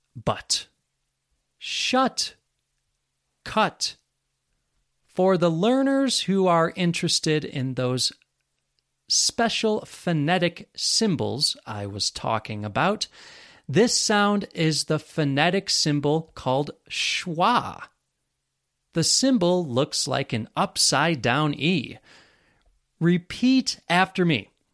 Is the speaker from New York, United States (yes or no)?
yes; Western New York, United States; accent: American; I grew up in Western New York, and that influences my accent too